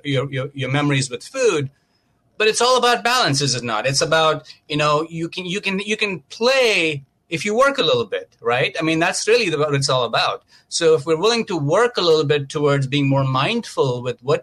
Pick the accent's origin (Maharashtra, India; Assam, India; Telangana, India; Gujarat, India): Maharashtra, India; Mumbai; moved away as an adult; now in United States; I grew up a vegetarian in India, in Mumbai, and I came to this country over 21 years ago.